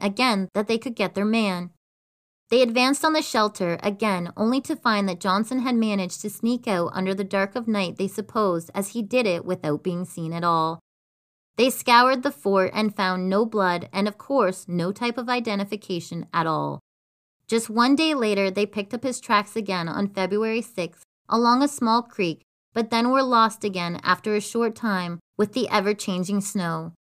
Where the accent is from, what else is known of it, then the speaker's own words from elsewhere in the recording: Canada; one of our most northern provinces